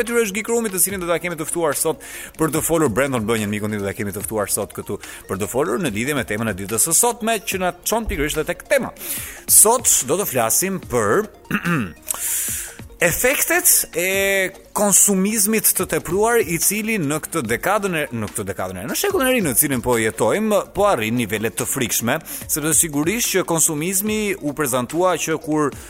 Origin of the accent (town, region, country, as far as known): Albania